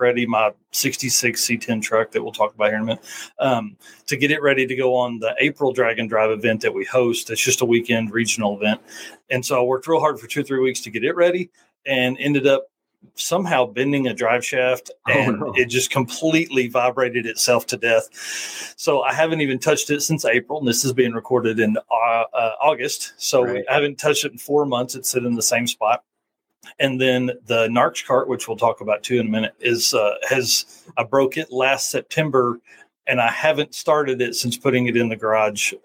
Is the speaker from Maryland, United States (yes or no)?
no; Northeast Arkansas, United States; I grew up in Northeast Arkansas